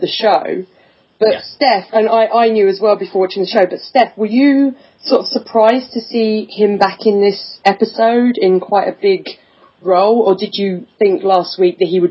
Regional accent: England, United Kingdom; I'm English.

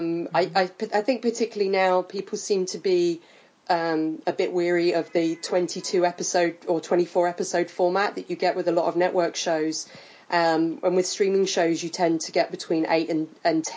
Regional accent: United Kingdom; I'm British

